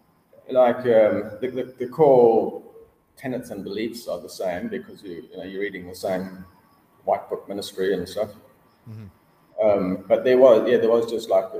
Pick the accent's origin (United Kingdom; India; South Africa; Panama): South Africa; Cape Town, Western Cape; moved away as an adult; also born or lived in Australia; When I immigrated from Cape Town, I went to Australia